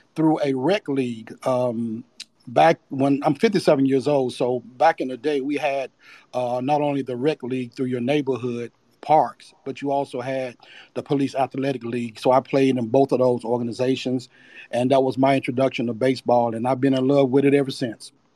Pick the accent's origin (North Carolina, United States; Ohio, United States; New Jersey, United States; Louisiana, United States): North Carolina, United States; Charlotte; born and raised in Charlotte, North Carolina. Been there all my life.